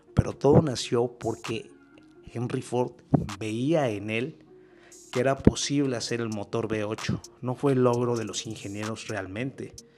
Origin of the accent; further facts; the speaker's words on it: Mexico; para nosotros como mexicanos